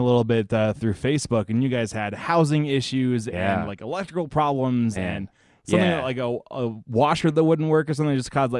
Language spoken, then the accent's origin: English; Denver, Colorado, United States; moved away as an adult; now in Atlanta, United States; 17 days after I got married, my wife and I, we moved to Atlanta. We moved from Denver straight to Atlanta.